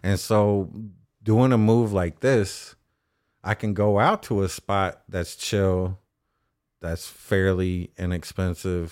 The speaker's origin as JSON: {"language": "English", "town": "Austin", "region": "Texas", "country": "United States", "tie": "born or raised there", "said": "growing up in Austin"}